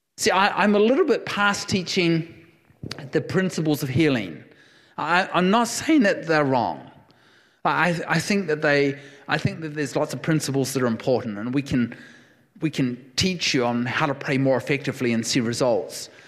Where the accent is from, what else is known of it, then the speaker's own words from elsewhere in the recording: New Zealand; moved away; I am a New Zealander. I will never surrender. I will never surrender my passport. I am a New Zealander through and through